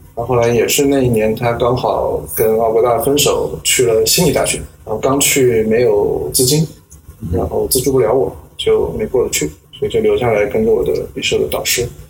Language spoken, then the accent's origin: Chinese; Nanjing, Jiangsu, China; moved away as an adult; now in Hong Kong, China; 我在南京，这个出生在南京，长到十八岁来了香港读大学，一直读到博士毕业，八年的时间